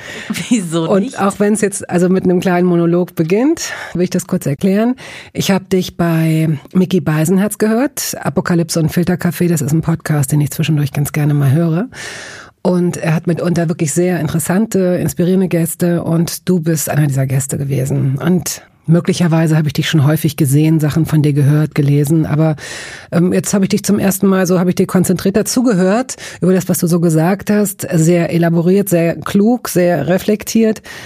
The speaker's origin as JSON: {"language": "German", "town": "Hanover", "region": "Lower Saxony", "country": "Germany", "said": "Familien in Hannover, wo ich herkomme"}